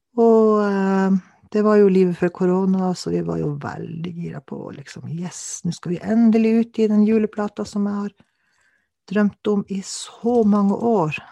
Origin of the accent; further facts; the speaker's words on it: Kautokeino, Finnmark, Norway; now in Alta, Norway; jeg kommer fra Finnmark, Kautokeino opprinnelig. Jeg bor i Alta.